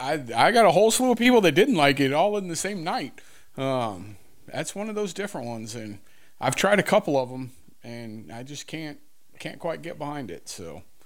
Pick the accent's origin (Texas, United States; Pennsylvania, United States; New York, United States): Texas, United States; Houston; I was born in Houston, but, um, yeah, it's, you know, us down here in South Texas